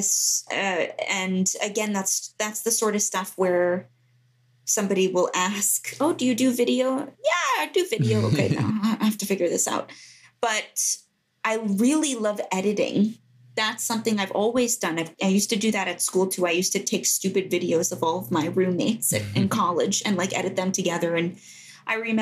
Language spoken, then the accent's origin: English; Greenwich, Connecticut, United States; moved away as an adult; also born or lived in Baltimore; I'm speaking to you from the house I grew up in Greenwich, Connecticut